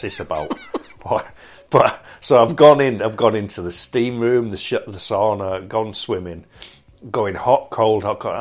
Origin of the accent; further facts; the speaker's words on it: Manchester, North West England, United Kingdom; growing up in Manchester and and being born there